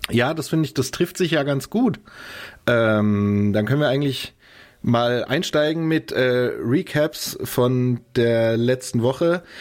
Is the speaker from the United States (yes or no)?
yes; Chicago, Illinois, United States; Ich komme direkt aus Chicago